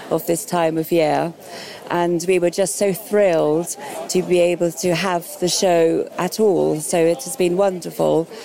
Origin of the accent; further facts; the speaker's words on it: East Midlands, United Kingdom; uh, I'm from Leicestershire and it's the first time to Chelsea